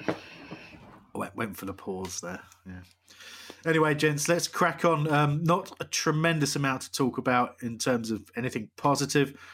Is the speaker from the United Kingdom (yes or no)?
yes; West Sussex, South East England, United Kingdom; I was born in West